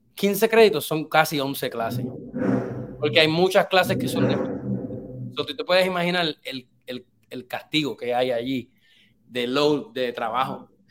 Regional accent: Puerto Rico; moved away as an adult; also born or lived in Boston, United States / Los Angeles, United States; yo me crié en Puerto Rico hasta los 20 años. A los 20 años yo vine para para Boston

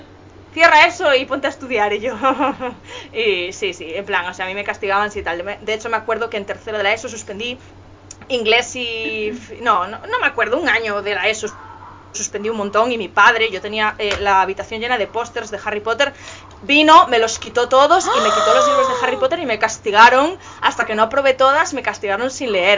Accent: Galicia, Spain; yo soy de Galicia

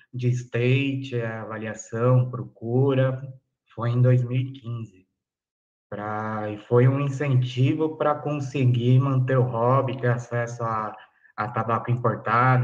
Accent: São Paulo, Brazil; eu sou de São Paulo, capital, Zona Sul

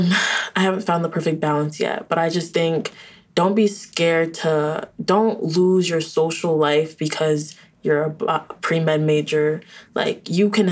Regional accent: Orlando, Florida, United States; moved away as an adult; I wanted to leave from Orlando

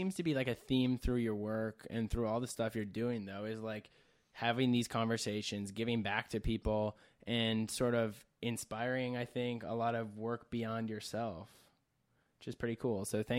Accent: Minneapolis, Minnesota, United States; So we're from Minnesota

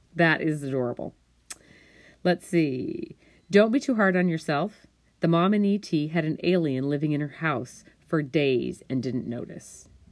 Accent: Montana, United States; I was raised in Montana.

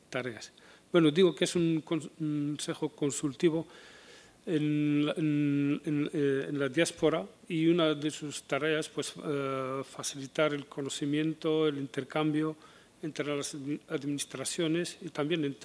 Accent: Morocco; now in Spain

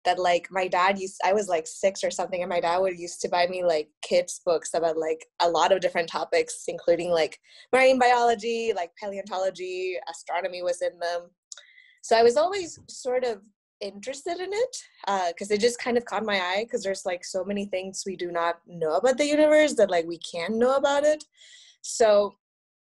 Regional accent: Monterrey, Nuevo León, Mexico; first language Spanish; English is a second language; now in Michigan, United States; I grew up in Mexico in a city called Monterrey. It's somewhere in the north

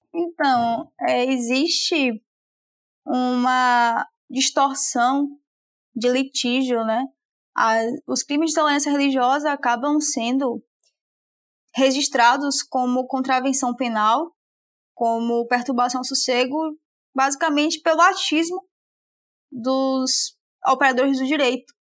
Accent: Salvador, Bahia, Brazil; moved away as an adult; now in Aracaju, Brazil; Eu sou de Salvador, mas eu me mudei para Aracaju, onde eu moro hoje, para estudar

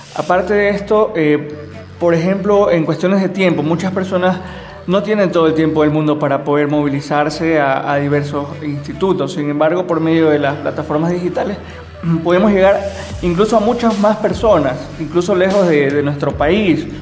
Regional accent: Babahoyo, Los Ríos, Ecuador; moved away as an adult; now in Quito, Ecuador; soy oriundo de Los Ríos, Babahoyo

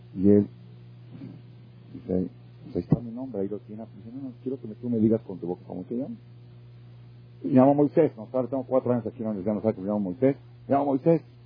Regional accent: Mexico; yo nací en México

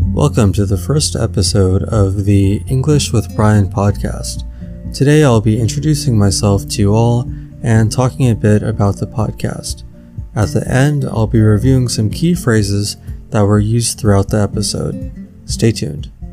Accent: Los Angeles, California, United States; born or raised there

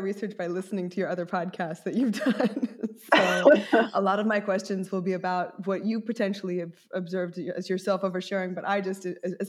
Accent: New York City, New York, United States; I'm a native New Yorker

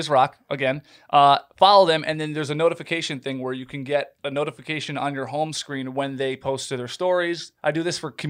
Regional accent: Rochester, New York, United States; I'm from New York, and they leave it. I say Rochester

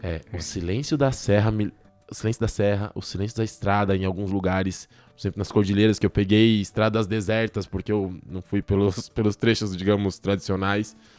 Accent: São Paulo, Brazil; moved away as an adult; Cresci aqui em São Paulo na favela.

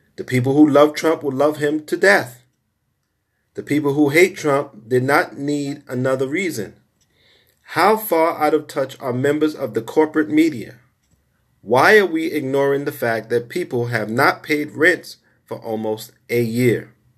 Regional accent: New York City, New York, United States; I grew up in Brownsville, Brooklyn, nineteen eighties.

